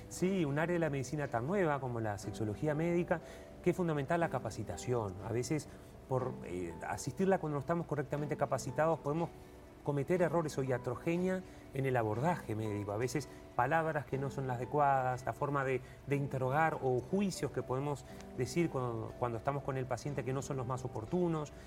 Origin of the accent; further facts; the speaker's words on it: Uruguay; como uruguayo